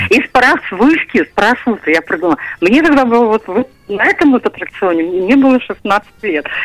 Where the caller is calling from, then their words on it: Nizhny Novgorod, Nizhny Novgorod Oblast, Russia; я звоню из Нижнего